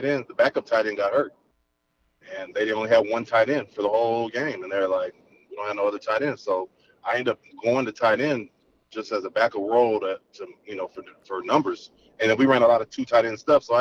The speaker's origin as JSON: {"language": "English", "town": "Carson", "region": "California", "country": "United States", "tie": "born or raised there", "said": "I grew up in Carson, majority of my life"}